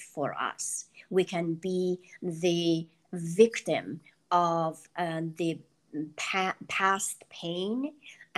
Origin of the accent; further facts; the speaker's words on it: Iran; English is a second language; moved away as an adult; now in United States; I didn't feel belong growing up in Iran